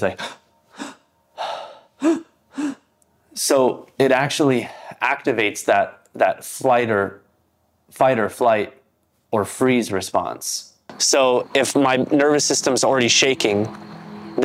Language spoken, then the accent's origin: English; Los Angeles, California, United States; I'm from Los Angeles